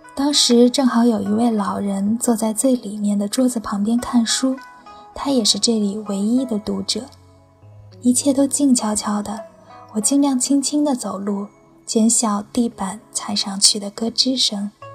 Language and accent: Chinese; Beijing, China; 我从八岁离开胡同搬到楼房住之后